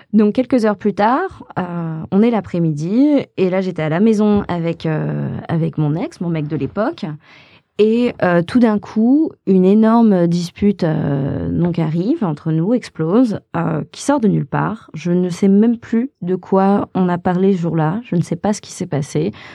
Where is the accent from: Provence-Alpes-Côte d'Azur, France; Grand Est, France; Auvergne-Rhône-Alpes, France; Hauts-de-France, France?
Auvergne-Rhône-Alpes, France; Haute-Savoie; moved away as an adult; also born or lived in Los Angeles; je viens de Haute-Savoie à la base